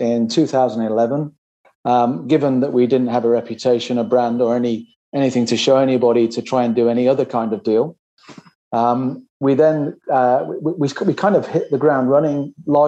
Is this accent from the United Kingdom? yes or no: yes; Sheffield, Yorkshire and the Humber, United Kingdom; moved away as an adult; now in Australia; I joined Regis actually in 1997 in my hometown of Sheffield.